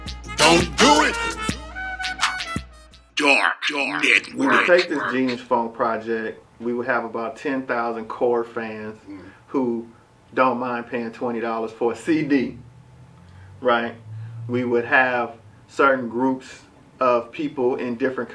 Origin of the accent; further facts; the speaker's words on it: Richmond, California, United States; I'm from Richmond, California. I'm from the Bay